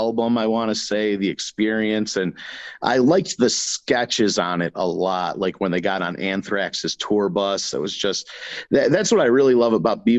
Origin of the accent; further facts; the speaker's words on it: New York, United States; we're from New York